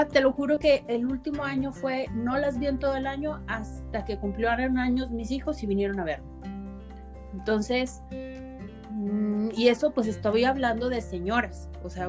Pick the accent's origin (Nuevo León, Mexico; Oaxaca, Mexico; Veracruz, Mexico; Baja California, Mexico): Nuevo León, Mexico; Monterrey; moved away as an adult; now in Saltillo, Mexico; yo tengo 5 años viviendo aquí en Saltillo y cuando yo soy originaria de Monterrey